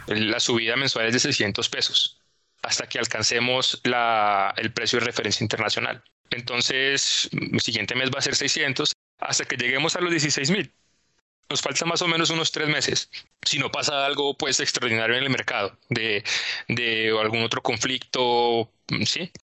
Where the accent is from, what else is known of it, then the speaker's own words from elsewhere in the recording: Neiva, Huila, Colombia; yo soy de Neiva